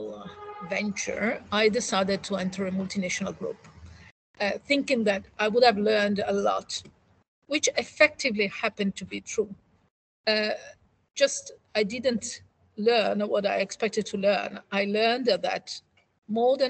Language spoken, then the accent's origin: English; Italy; moved away as an adult; now in United Kingdom; I'm one of those Italians